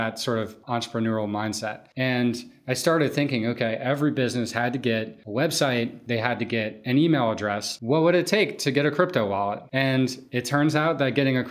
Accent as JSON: {"language": "English", "town": "New Orleans", "region": "Louisiana", "country": "United States", "moved": "yes", "said": "I'm from New Orleans, where I had started this business pre-Katrina"}